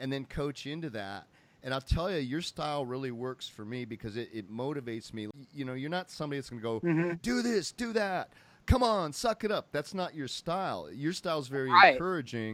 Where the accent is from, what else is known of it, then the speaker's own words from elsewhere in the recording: Indiana, United States; I'm from Indiana